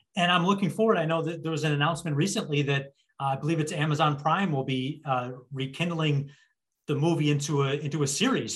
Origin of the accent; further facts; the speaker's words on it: Buffalo, New York, United States; being a kid growing up in Buffalo